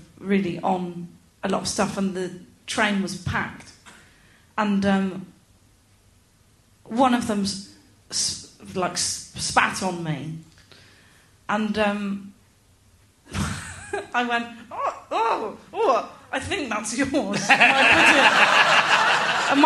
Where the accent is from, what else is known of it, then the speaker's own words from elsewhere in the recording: Gloucester, South West England, United Kingdom; I'm from Gloucester